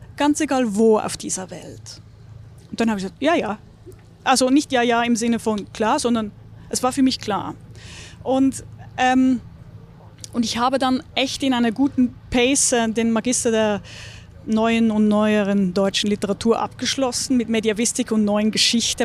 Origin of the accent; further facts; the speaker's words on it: Küsnacht, Zurich, Switzerland; moved away as an adult; now in Munich, Germany; Ich bin am Zürichsee groß geworden.